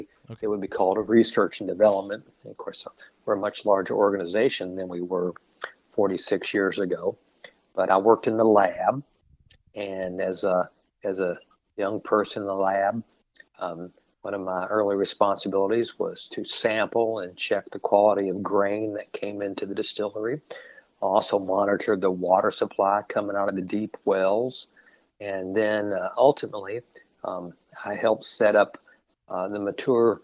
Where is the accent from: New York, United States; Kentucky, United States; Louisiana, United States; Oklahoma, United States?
Kentucky, United States; I grew up right here in Kentucky and had a wonderful childhood